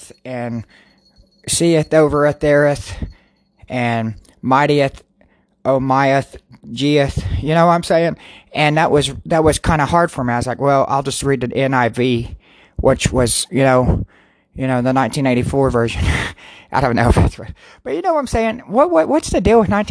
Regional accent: Garber, United States; I am from Garber, you know, I came from Garber, you know, GHS is the best

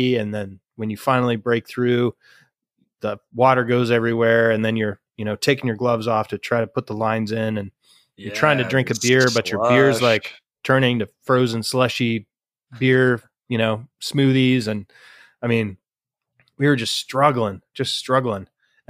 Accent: Colorado, United States; also born or lived in Michigan; growing up in Colorado and, you know, a little bit in Michigan, but we were kids

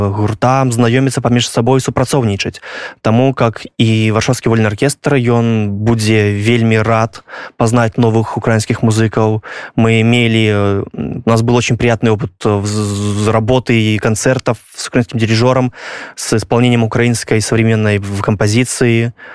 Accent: Belarus; я як беларус я разумею украінскую

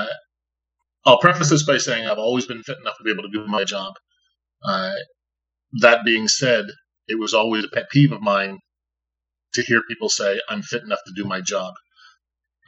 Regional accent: Saint John, New Brunswick, Canada; I'm from out east. I'm from St. John, New Brunswick.

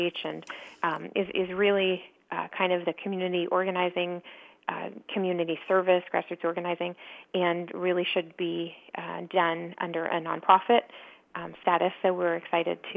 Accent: Orange County, California, United States; I grew up in Orange County

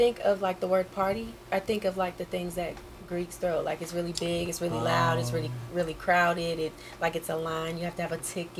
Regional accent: Louisiana, United States; moved away; I'm from Louisiana. I go to Howard University.

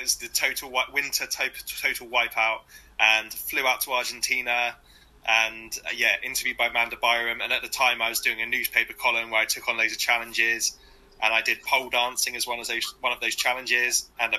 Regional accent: Dorset, South West England, United Kingdom; moved away as an adult; now in Axminster, United Kingdom; then it's Dorset here. And I'm right on the Devon-Dorset border. I'm like, I could walk to Dorset from my house. So I'm from Dorset originally, and then just cross the border because the houses are cheaper.

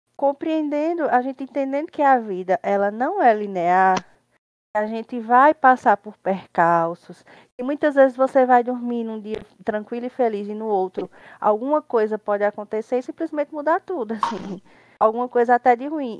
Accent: Campina Grande, Paraíba, Brazil; Moro, resido assim desde que eu me entendo por gente em Campina Grande, Paraíba

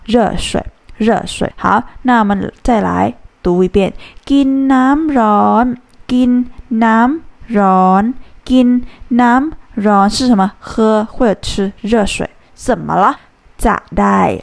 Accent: Thailand; 我们泰国人是 Kin啊

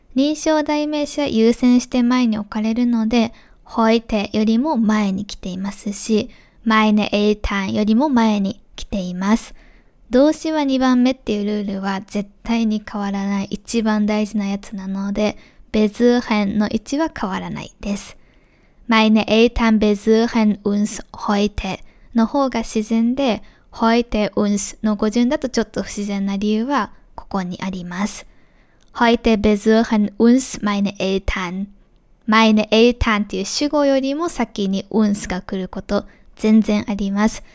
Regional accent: Japan; first language Japanese; 私のように日本語を母語として生まれ育って大人になってから外国語としてドイツ語を習得した

